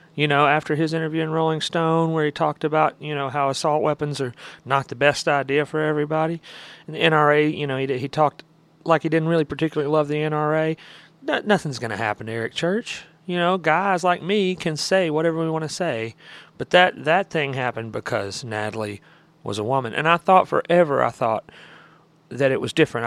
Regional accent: Alabama, United States; I was from Alabama

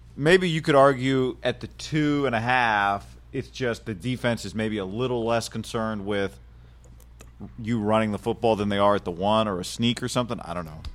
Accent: California, United States; as a Californian

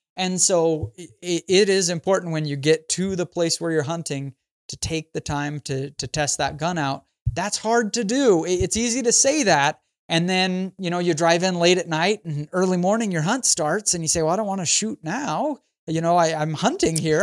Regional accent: Idaho, United States; now in St. George, United States; I'm from Idaho, but I live in southern Utah now

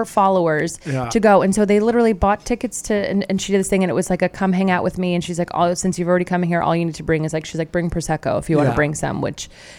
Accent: California, United States; moved away; I grew up in California

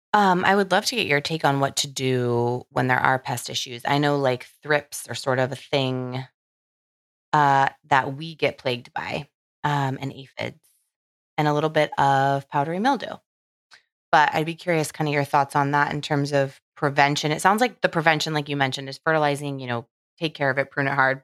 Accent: Southern California, United States; I'm from Southern California

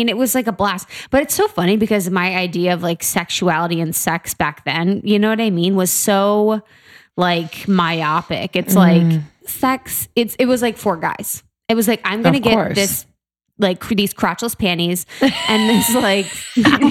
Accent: Cincinnati, Ohio, United States; I'm from Cincinnati

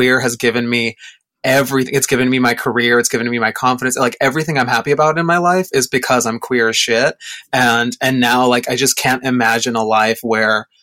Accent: Mexico; moved away; I grew up in Mexico

